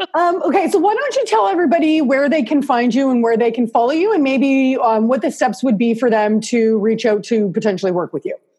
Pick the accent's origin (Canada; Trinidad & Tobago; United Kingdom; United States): Canada; I'm Canadian